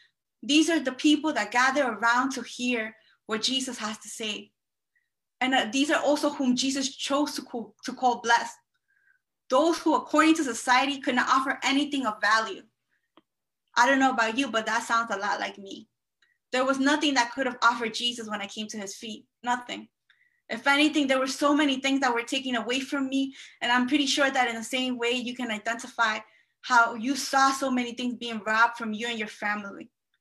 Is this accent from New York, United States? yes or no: yes; Elmhurst, New York, United States; I don't know much about Hempstead because I'm from Queens. But I'm also from Elmhurst